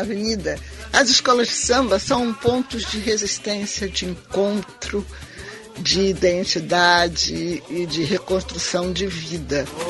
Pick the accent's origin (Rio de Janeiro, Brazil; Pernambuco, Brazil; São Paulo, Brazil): Rio de Janeiro, Brazil; nasci na Tijuca e vivo na Tijuca até hoje. A minha tribo é carioca tijucana